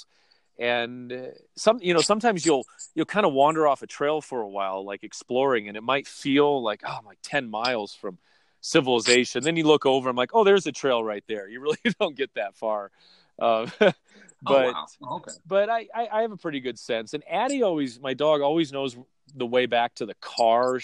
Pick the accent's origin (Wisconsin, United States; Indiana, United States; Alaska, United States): Wisconsin, United States; moved away; also born or lived in Manhattan Beach, California; I grew up mainly in Wisconsin